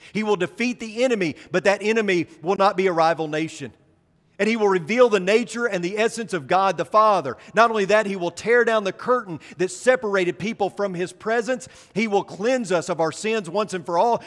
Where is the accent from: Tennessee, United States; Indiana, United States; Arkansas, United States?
Arkansas, United States; now in Texas, United States; I grew up in the Holy Land, uh, in Arkansas. Nine miles from the Missouri Boot Hill